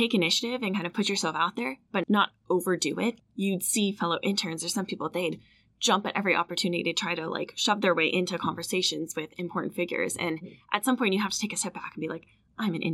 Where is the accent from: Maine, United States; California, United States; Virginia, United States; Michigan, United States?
Virginia, United States; I'm from Virginia